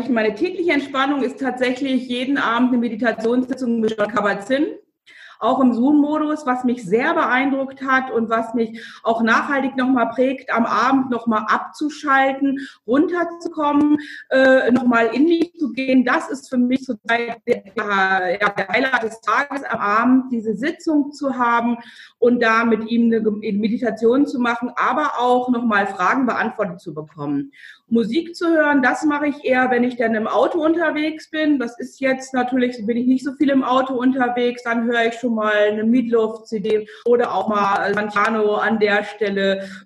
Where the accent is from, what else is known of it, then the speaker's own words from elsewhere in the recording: Lower Saxony, Germany; Also ich bin aus dem Landkreis Lüchow-Dannenberg, da bin ich groß geworden, aufgewachsen und bin dann für die Ausbildung in das südliche Niedersachsen gegangen